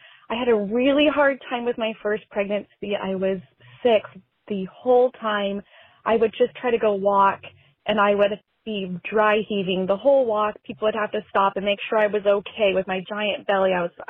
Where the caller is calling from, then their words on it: San Diego, California, United States; I'm from San Diego.